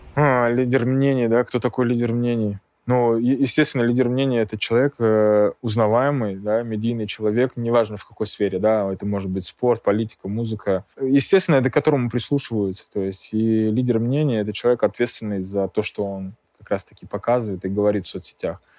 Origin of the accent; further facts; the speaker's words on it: Kemerovo, Kemerovo Oblast, Russia; moved away as an adult; also born or lived in Armenia; now in Moscow, Russia; я родился в Армении, э, очень долго школьное и студенческое время я э, прожил в Кемерово, в Сибири.